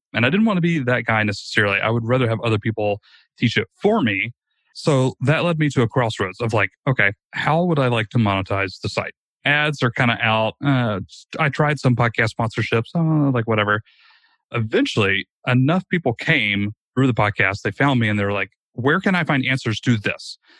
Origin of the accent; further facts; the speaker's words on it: Rome, Georgia, United States; a very, very small startup here in my hometown of Rome, Georgia